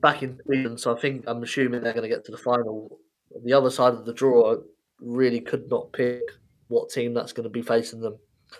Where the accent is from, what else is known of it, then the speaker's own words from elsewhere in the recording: England, United Kingdom; I don't support England, even though I'm from England.